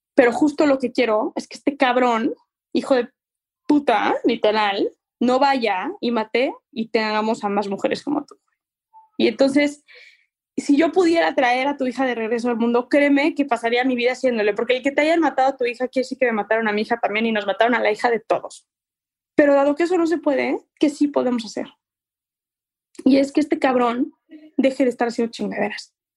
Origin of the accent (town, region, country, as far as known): Mexico